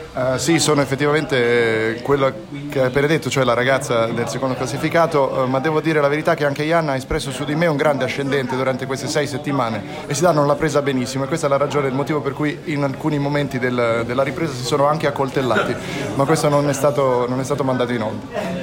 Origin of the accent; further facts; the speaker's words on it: Versilia, Tuscany, Italy; moved away; della mia terra